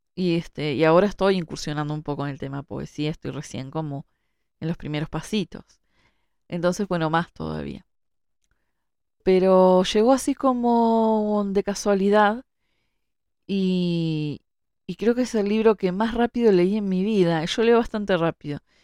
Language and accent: Spanish; Montevideo, Uruguay; yo que vivo en Montevideo, que, nací en Montevideo